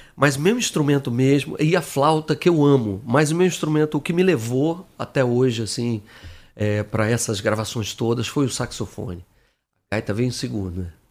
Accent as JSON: {"language": "Portuguese", "town": "Brasília", "region": "Federal District", "country": "Brazil", "tie": "born or raised there", "also_born_or_lived": "Rio de Janeiro", "moved": "as an adult", "said": "Em Brasília, que eu sou um carioca que cresceu lá"}